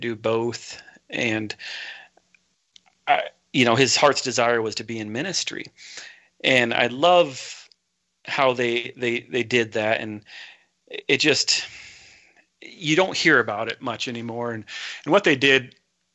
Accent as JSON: {"language": "English", "town": "Portland", "region": "Oregon", "country": "United States", "tie": "born or raised there", "said": "I was born in Portland, Oregon, a little town called, or a suburb, we call it St. John's"}